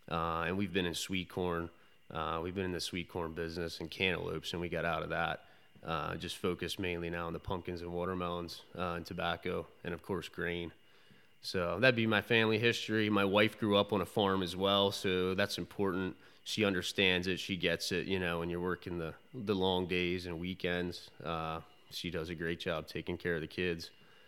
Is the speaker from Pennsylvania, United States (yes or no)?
yes; Conestoga, Pennsylvania, United States; So I grew up in Conestoga. I went to Penn Manor High School and studied agriculture there